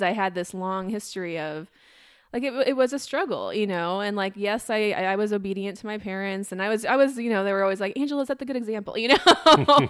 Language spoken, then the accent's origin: English; Iowa, United States; I grew up in Iowa